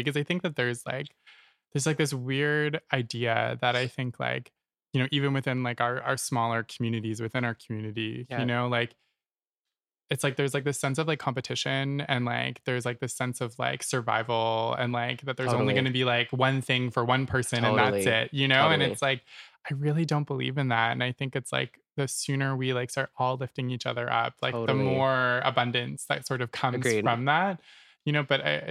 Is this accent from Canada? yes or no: yes; Nova Scotia, Canada; moved away as an adult; now in Toronto, Canada; I'm from Nova Scotia originally.